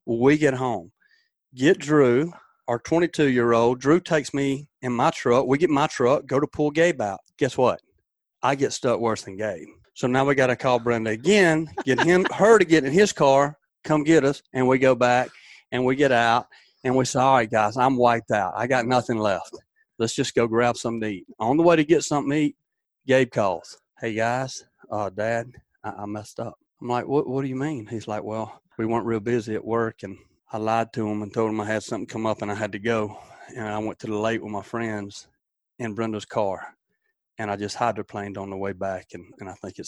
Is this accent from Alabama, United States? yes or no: yes; South Alabama, United States; I grew up down in South Alabama for a big part of my life